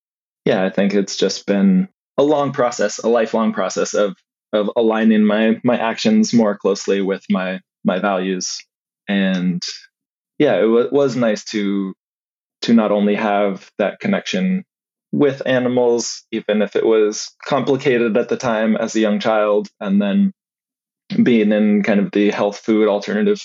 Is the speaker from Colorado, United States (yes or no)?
yes; Colorado, United States; also born or lived in Missouri / Oregon; now in Eugene, United States; I grew up in Colorado and I've been in Oregon for on and off the last 25 years or so